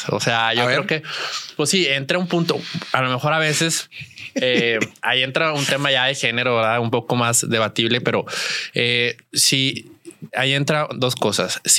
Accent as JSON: {"language": "Spanish", "town": "Saltillo", "region": "Coahuila", "country": "Mexico", "said": "yo soy, yo soy de, de Saltillo."}